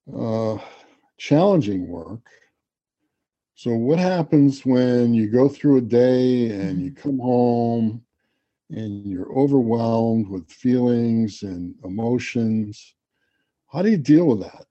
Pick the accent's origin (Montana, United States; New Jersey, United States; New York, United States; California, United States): New York, United States; Garden City; I grew up on Long Island. I went to Garden City High School.